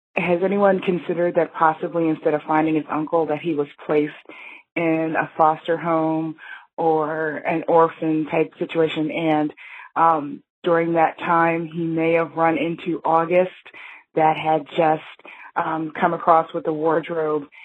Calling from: Maryland, United States; I'm calling from Maryland

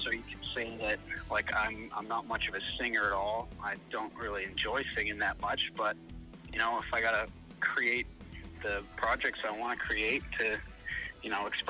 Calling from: Burnaby, British Columbia, Canada; I'm coming from Burnaby, BC.

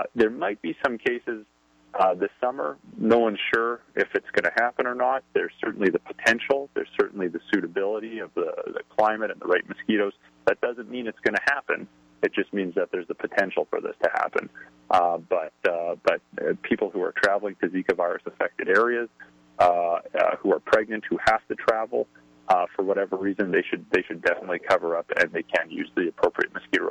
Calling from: Canada; I'm calling in from Canada, so I'm going by the Canadian Public Health Agency here

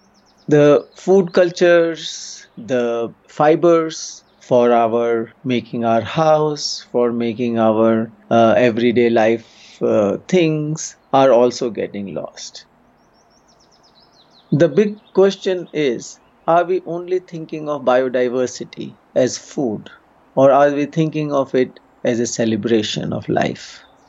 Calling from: Uttarakhand, India; and I'm calling in from Uttarakhand state.

